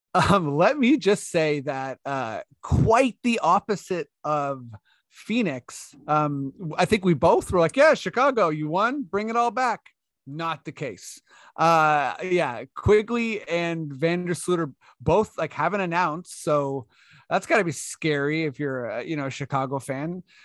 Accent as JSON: {"language": "English", "country": "Canada", "said": "as a Canadian"}